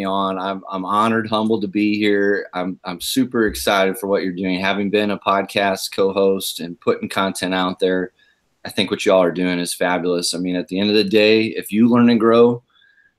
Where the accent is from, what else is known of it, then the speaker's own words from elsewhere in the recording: Omaha, Nebraska, United States; also born or lived in Independence, Missouri; I was born and raised up in Omaha, Nebraska